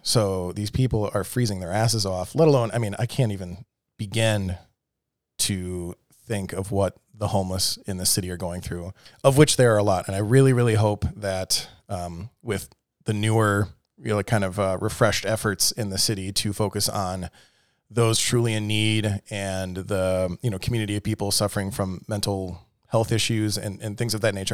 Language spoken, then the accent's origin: English; Milwaukee, Wisconsin, United States; now in Austin, United States; I grew up in Milwaukee, Wisconsin